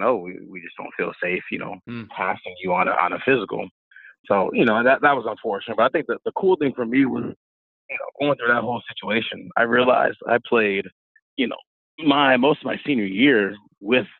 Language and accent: English; St. Louis, Missouri, United States; moved away as an adult; also born or lived in Oregon / Illinois; now in Grand Forks, United States; I grew up in St. Louis, Missouri